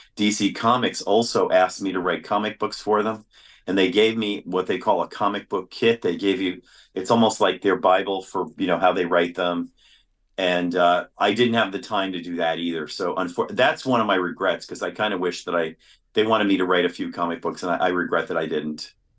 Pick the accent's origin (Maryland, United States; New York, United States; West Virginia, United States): New York, United States; New York City; I grew up in New York City